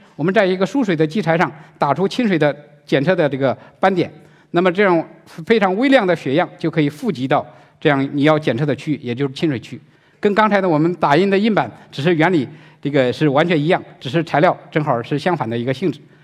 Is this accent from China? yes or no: yes; China; 我们中国人